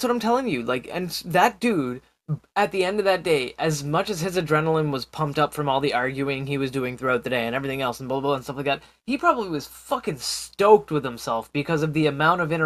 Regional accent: Canada; I'm Canadian

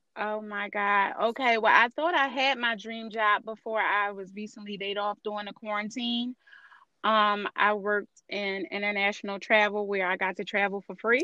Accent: Philadelphia, Pennsylvania, United States; I'm born and raised in North Philadelphia, and just the odds and ends of being a Philly girl.

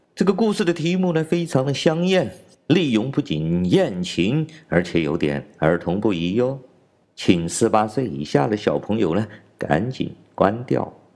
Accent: China; 来自中国大陆

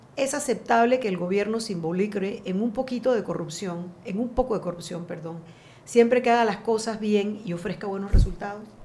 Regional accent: Panama; nos dicen el material humano que somos los panameños

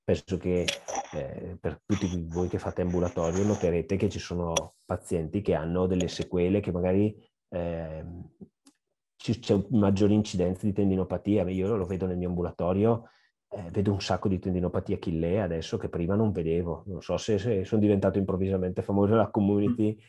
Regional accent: Brescia, Lombardy, Italy; io bresciano

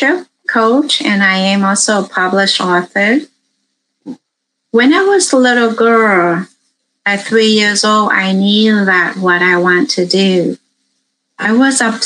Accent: Vietnam; now in United States; I grew up in Vietnam. I immigrated to America in 1980.

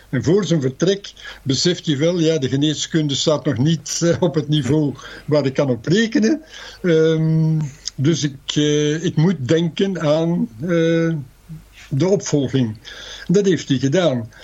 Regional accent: Antwerp, Flanders, Belgium; moved away as an adult; also born or lived in Ghent / Netherlands; Ik ben een geboren Antwerpenaar

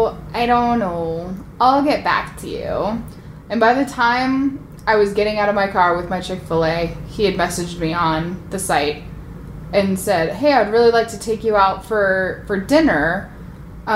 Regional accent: United States; I'm an American

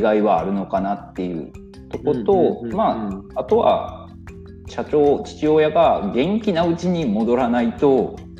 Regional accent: Miyazaki, Japan; moved away as an adult; also born or lived in Tokyo; 宮崎県で株式会社池上鉄工所っていうところで今専務取締役っていうポジションでお仕事の方をさせてもらってます

